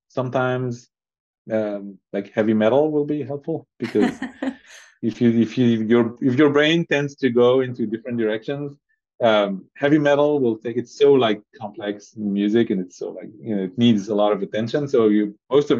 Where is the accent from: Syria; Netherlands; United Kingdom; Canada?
Syria; now in Europe; I was born in Syria and been surrounded by olive trees